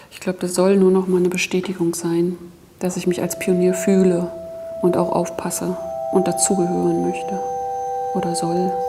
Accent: East Germany, Germany; ich war gern in der DDR

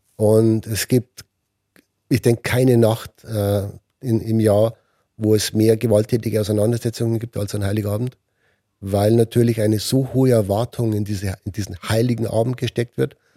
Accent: Germany; als Deutsche

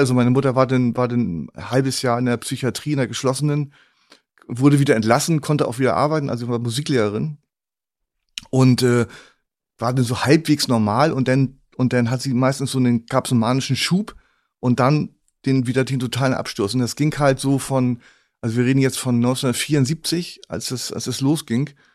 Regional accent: Northern Germany, Germany; mir als Norddeutschen

